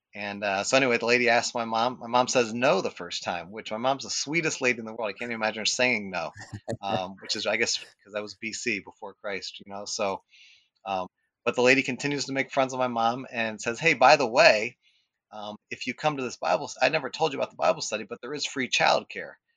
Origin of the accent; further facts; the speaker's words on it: Akron, Ohio, United States; I grew up in West Akron